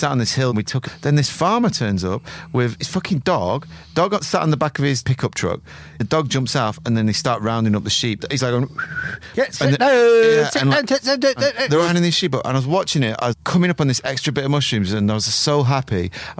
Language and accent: English; Eltham, London, United Kingdom; I'm from Eltham.